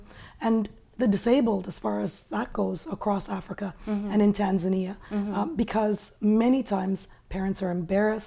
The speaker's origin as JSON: {"language": "English", "country": "Canada", "tie": "born or raised there", "said": "I grew up here in Canada, and as a woman of color"}